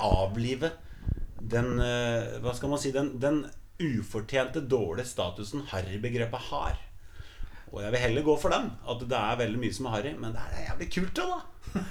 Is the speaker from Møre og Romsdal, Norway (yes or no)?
no; Sande, Vestfold, Norway; vi er fra Sande